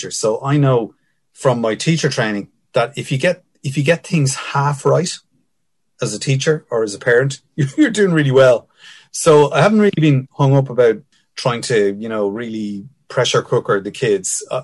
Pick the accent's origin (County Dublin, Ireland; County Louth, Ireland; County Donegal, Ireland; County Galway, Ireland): County Dublin, Ireland; Finglas; but definitely growing up in Finglas, so I came from a very privileged background, Dad being a guard